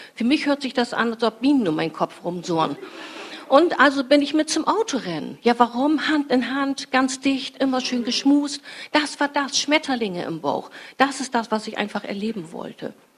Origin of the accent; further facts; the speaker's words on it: Fischerhude, Lower Saxony, Germany; ich bin als Teenie in meinem Heimatort Fischerhude spazieren gegangen